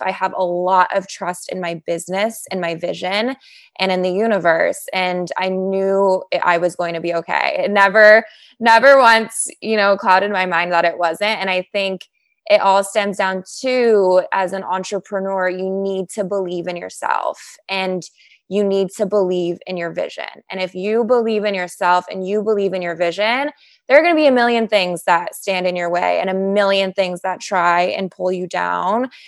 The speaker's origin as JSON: {"language": "English", "town": "Chicago", "region": "Illinois", "country": "United States", "also_born_or_lived": "Lake Forest, Illinois / Northbrook, Illinois", "moved": "as an adult", "lives_now": "Los Angeles, United States", "said": "I'm from Chicago. So after college, I moved back to Chicago. I'm from the northern suburbs. So originally Lake Forest, then moved to Northbrook."}